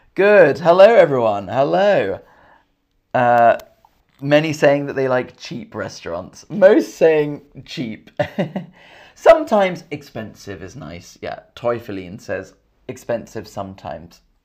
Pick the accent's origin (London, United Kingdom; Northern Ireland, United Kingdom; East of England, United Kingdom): London, United Kingdom; Camden; accent: English; Camden's where I'm from, and Camden has international food. I'm from Camden.